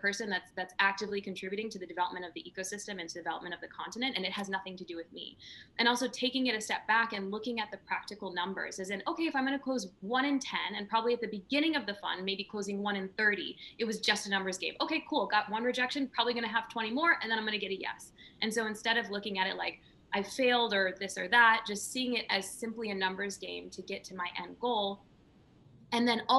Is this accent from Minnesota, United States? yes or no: yes; rural Minnesota, United States; I grew up in a trailer park in rural Minnesota